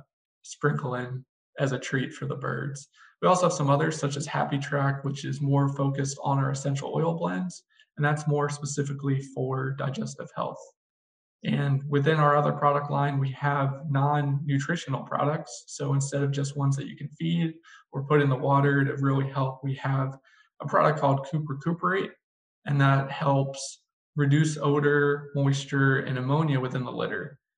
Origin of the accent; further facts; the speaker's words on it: Texas, United States; now in Minnesota, United States; But I come down from Texas where, you know, it's going to routinely hit 100 degrees for weeks on end.